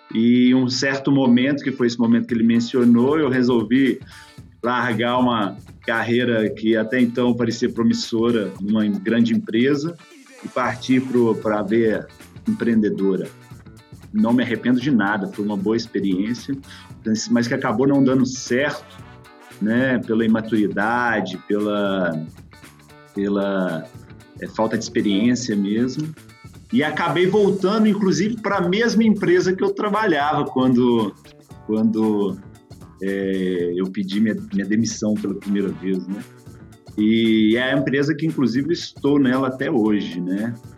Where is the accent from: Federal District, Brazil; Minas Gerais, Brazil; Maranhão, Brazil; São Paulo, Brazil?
Minas Gerais, Brazil; Belo Horizonte; moved away as an adult; also born or lived in Betim; now in Belgium; Sou originalmente de Belo Horizonte, mas morei um bom tempo em Betim